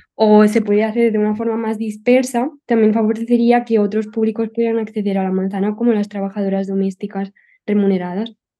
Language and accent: Spanish; Barcelona, Catalonia, Spain; soy de Barcelona